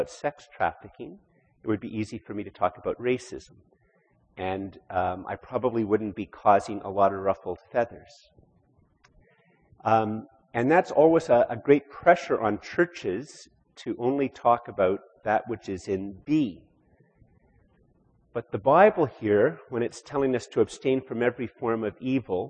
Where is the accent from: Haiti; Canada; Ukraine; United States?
Canada; we have as Canadian Christians